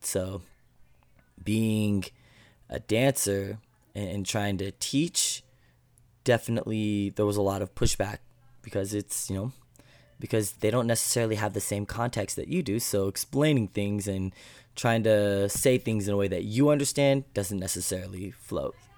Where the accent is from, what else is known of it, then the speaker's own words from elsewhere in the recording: Alaska, United States; I grew up in Alaska, very, uh, small community